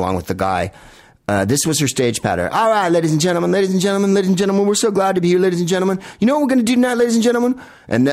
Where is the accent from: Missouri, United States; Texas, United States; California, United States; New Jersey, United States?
California, United States; San Francisco; we're from San Francisco